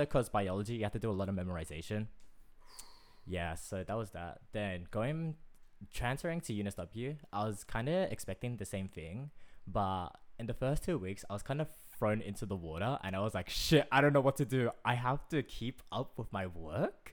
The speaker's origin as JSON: {"language": "English", "country": "Australia", "said": "I would more identify myself as Australian."}